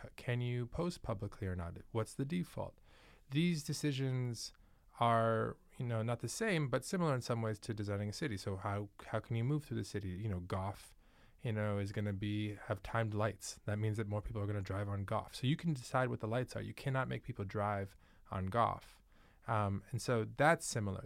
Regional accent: New York, United States; moved away; also born or lived in Manhattan, New York; I'm actually from New York.

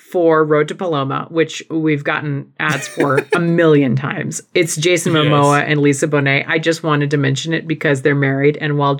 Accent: Southwest, United States; We're both from the Southwest, so we do live in iced tea country.

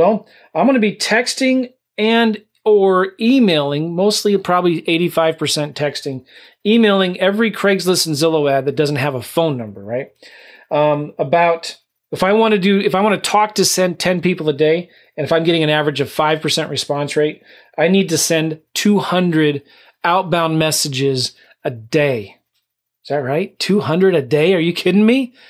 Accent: California, United States; now in St. Louis, United States; Well, I'm not from St. Louis. I was from California, but I live in St. Louis.

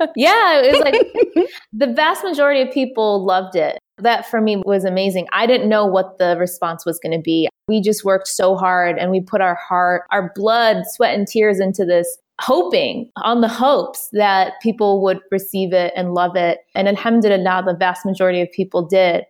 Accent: Detroit, Michigan, United States; I'm from Detroit. I am a Detroiter through and through

